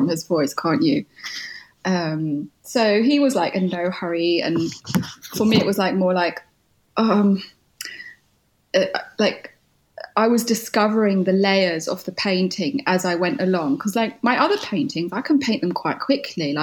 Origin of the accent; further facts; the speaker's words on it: United Kingdom; in the name of being British